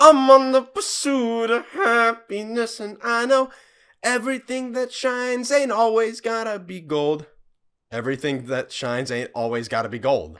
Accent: the South, United States; accent: Southern; we are from the South

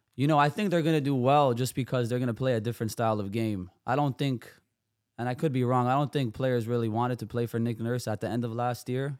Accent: Toronto, Ontario, Canada; also born or lived in Serbia; I grew up in Toronto. I was born in Serbia.

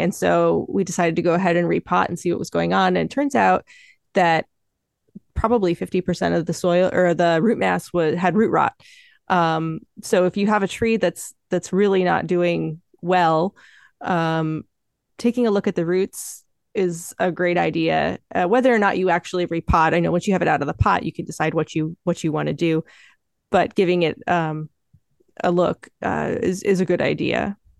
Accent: Michigan, United States; moved away as an adult; I'm from Michigan. I've lived there my whole life until coming out here to, to apprentice

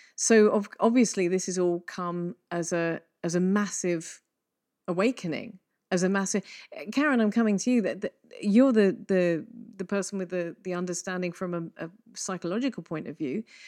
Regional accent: England, United Kingdom; we're both English

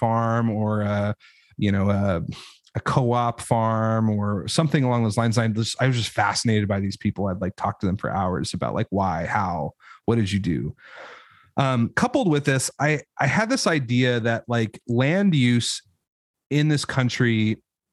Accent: Idaho, United States; I know I'm from Idaho, but like, that is not, I grew up in an apartment.

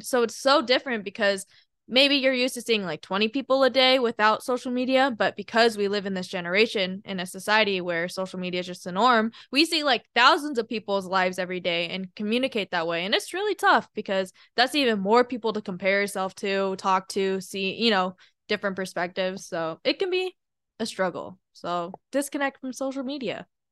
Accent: Washington, United States; moved away; also born or lived in Alabama; I grew up in Washington State, And then we moved to Alabama

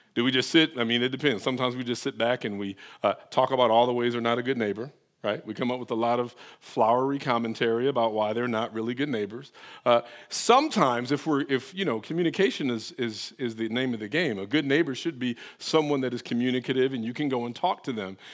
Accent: Detroit, Michigan, United States; now in Atlanta, United States; I'm from Detroit

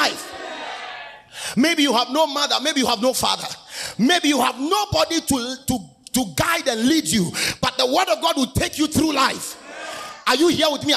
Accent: Ghana; born or raised there

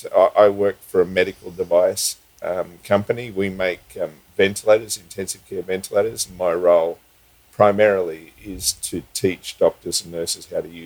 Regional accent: Sydney, New South Wales, Australia; moved away as an adult; also born or lived in Queensland / Fiji; I was born in Sydney, yes. Okay. And I moved to Queensland when I was probably 23.

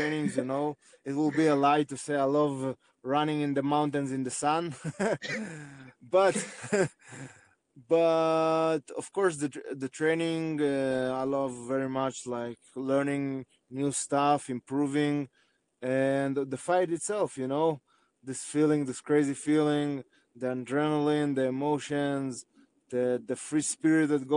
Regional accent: Arad, Southern District, Israel; I was born in Israel. I was raised in Israel

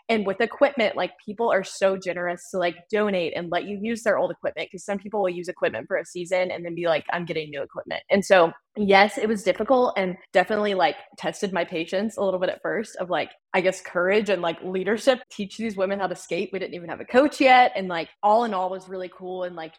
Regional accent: the South, United States; And growing up in the South, again, like trying hockey for free like is a big piece of like getting people involved in it.

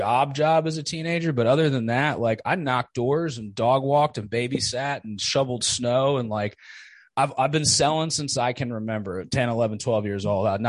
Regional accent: New Jersey, United States; I grew up in Jersey

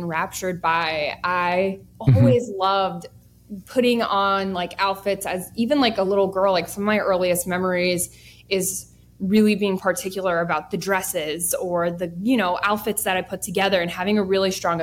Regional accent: Bethlehem, Pennsylvania, United States; moved away as an adult; also born or lived in New York City; I'd be moving back to my hometown, but here I am

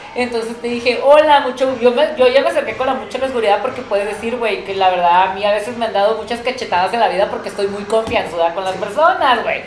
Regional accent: Tijuana, Baja California, Mexico; yo porque soy de Tijuana

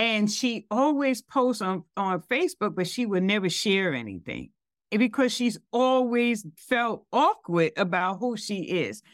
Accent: New York City, New York, United States; I'm from Brooklyn

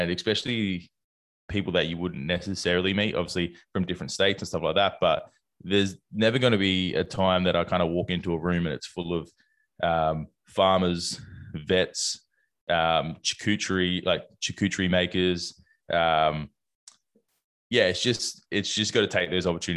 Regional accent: South Australia, Australia; Being South Australian

